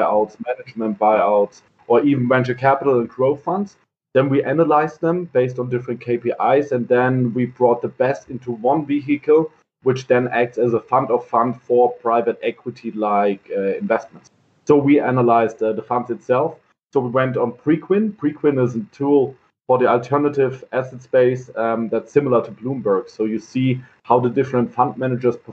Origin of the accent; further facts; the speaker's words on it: Heidelberg, Baden-Württemberg, Germany; I'm born and raised in Heidelberg.